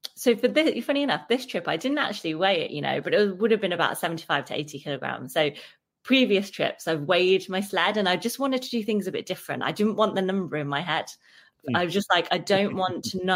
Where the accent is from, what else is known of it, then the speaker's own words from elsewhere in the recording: Derby, East Midlands, United Kingdom; I'm from Derby